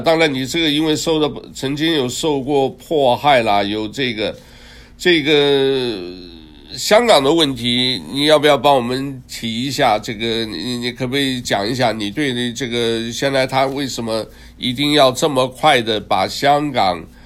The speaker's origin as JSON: {"language": "Chinese", "country": "Taiwan", "tie": "born or raised there", "also_born_or_lived": "Hunan (ancestral home)", "moved": "yes", "lives_now": "United States", "said": "我出生，出生长大都在台湾"}